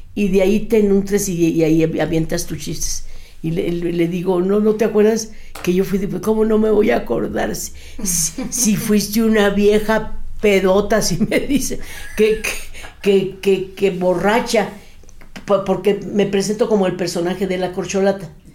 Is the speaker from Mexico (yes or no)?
yes; Torreón, Coahuila, Mexico; moved away; also born or lived in Monterrey, Nuevo León / Mexico City; yo soy nacida en Torreón, Coahuila